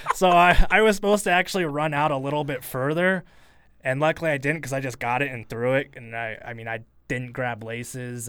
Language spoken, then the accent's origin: English; Portland, Oregon, United States; moved away; also born or lived in Eugene, Oregon / Boise, Idaho; I was born in Portland. I grew up in Portland before I even moved here